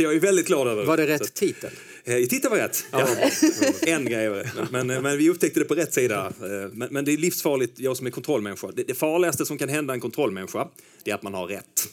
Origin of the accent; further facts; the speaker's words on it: inland Skåne, Sweden; also born or lived in Stockholm; now in Lomma, Sweden; Jag kommer lite inifrån landet. Från, yeah. från just den här dyngdoftande Skåne